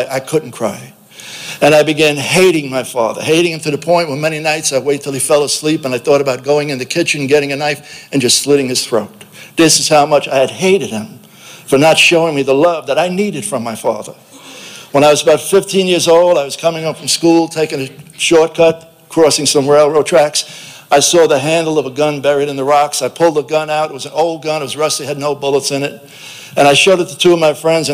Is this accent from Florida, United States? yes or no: no; New York City, New York, United States; If you recognize my southern accent, I'm from South Brooklyn